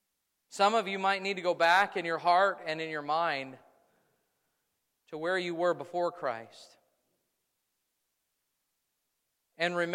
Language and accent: English; United States; I am as American as they come